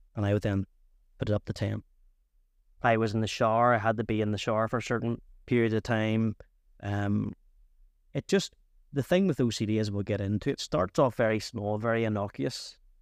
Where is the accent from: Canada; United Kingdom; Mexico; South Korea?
United Kingdom; Antrim, Northern Ireland; I'm originally from Antrim